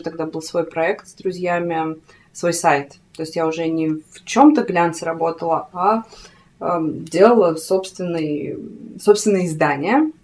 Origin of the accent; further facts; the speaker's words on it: Krasnoyarsk, Krasnoyarsk Krai, Russia; moved away as an adult; я родилась в Красноярске, в Сибири, угу. а, и там жила до 20